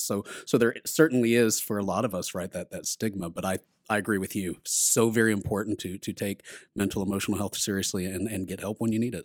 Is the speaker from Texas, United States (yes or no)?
yes; Texas, United States; I'm from Texas